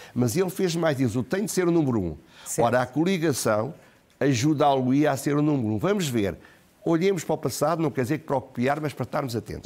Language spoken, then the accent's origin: Portuguese; Portugal; o que me parecia a mim, como português